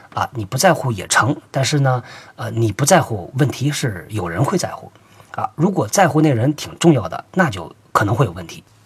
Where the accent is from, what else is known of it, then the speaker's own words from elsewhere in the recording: China; 我们中国人